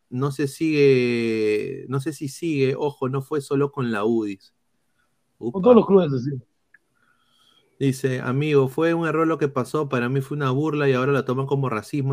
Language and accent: Spanish; Peru; todos somos peruanos